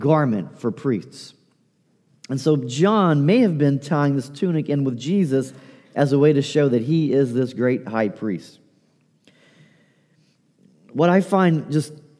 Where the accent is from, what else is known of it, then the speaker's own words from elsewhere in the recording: Appalachia, United States; accent: Appalachian; My Appalachian accent